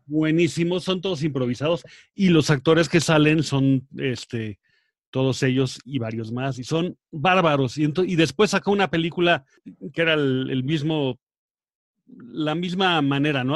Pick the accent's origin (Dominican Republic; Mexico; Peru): Mexico; Acapulco, Guerrero; de chico, pues, como vivía en Acapulco